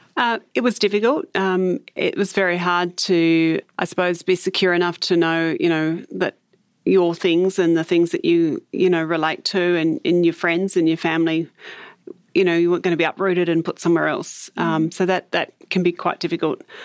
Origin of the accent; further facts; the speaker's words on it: Hobart, Tasmania, Australia; I spent, um, part of my early, um, childhood in the suburb of Bridgewater in the northern suburbs of Hobart in, um, social housing.